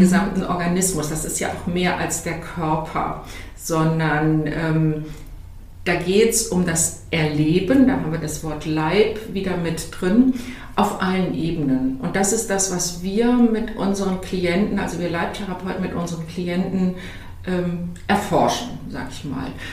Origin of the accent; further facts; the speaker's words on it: Cologne area, North Rhine-Westphalia, Germany; Ich bin ja aus dem Umfeld von Köln